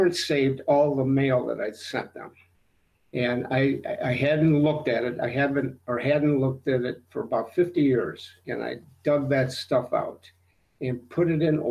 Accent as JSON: {"language": "English", "town": "Cleveland", "region": "Ohio", "country": "United States", "tie": "born or raised there", "said": "I grew up in Cleveland, went to Ohio University"}